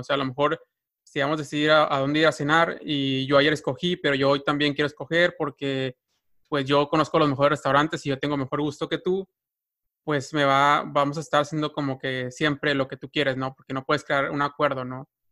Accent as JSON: {"language": "Spanish", "country": "Mexico"}